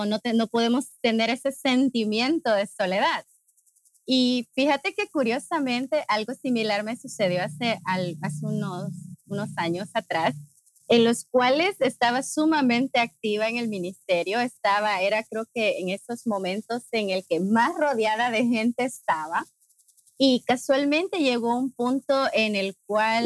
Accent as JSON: {"language": "Spanish", "country": "Honduras", "said": "soy de Honduras, de Centroamérica."}